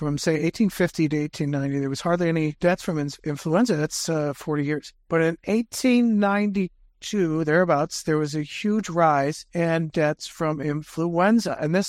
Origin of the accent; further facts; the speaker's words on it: Pennsylvania, United States; I came from Pennsylvania. I didn't go out that much during the winter. It was too dang cold out.